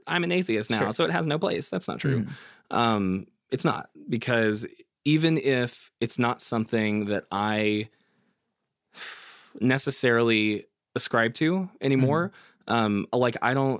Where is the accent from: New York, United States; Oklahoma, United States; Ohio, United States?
Oklahoma, United States; Like I was born and raised here in Oklahoma.